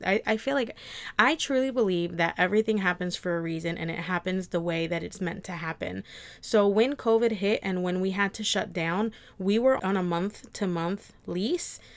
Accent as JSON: {"language": "English", "region": "New Jersey", "country": "United States", "tie": "born or raised there", "said": "I was born and raised in New Jersey and South Jersey"}